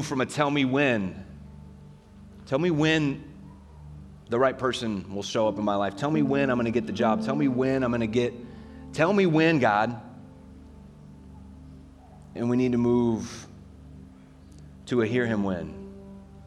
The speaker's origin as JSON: {"language": "English", "country": "United States", "said": "I love being an American"}